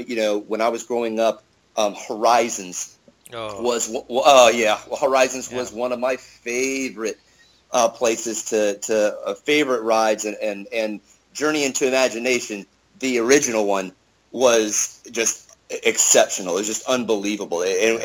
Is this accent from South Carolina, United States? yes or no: yes; Charleston, South Carolina, United States; moved away as an adult; also born or lived in Miami, Florida; now in Charlotte, United States; I'm originally from Charleston, South Carolina. I was basically born and raised there. About the only other city I ever lived in besides Charleston and before my Air Force years was Miami, Florida.